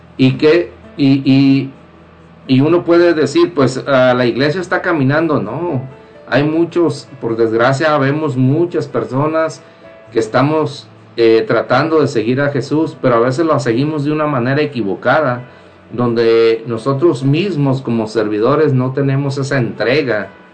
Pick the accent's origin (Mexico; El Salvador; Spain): Mexico; de los que estamos aquí, eh, somos mexicanos